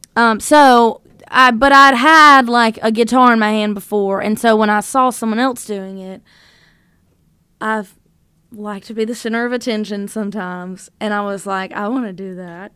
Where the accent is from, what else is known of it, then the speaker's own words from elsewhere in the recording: North Louisiana, United States; now in Nashville, United States; I grew up in North Louisiana